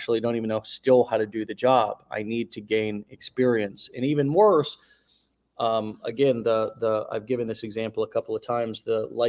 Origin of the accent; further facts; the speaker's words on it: United States; me as an American born into this country